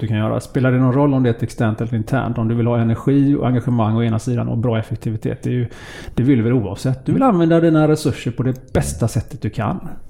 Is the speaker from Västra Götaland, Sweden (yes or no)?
yes; Gothenburg, Västra Götaland, Sweden; Jag är född på Sahlgrenska sjukhuset i Göteborg